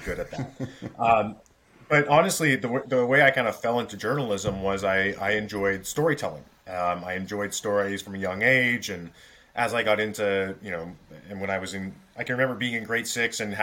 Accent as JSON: {"language": "English", "town": "Toronto", "region": "Ontario", "country": "Canada", "tie": "born or raised there", "moved": "yes", "lives_now": "Ottawa, Canada", "said": "So I grew up in Toronto"}